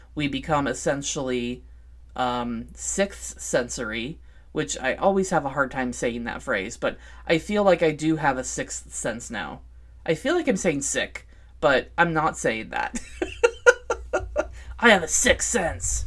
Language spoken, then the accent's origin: English; Vancouver, Washington, United States; here in my hometown, Vancouver, Washington